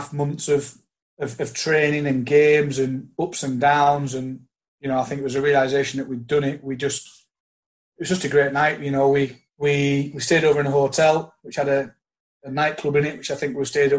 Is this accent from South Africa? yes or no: no; the Lakes, North West England, United Kingdom; I was from the Lakes